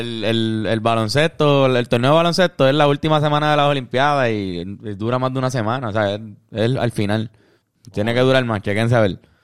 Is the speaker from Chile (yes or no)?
no; Puerto Rico; en Puerto Rico cuando gana Tito se paraliza, somos tres millones nada más